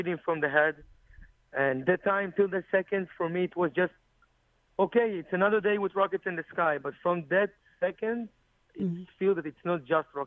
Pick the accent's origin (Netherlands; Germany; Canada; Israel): Israel; English is a second language; I'm from Cologne in Israel.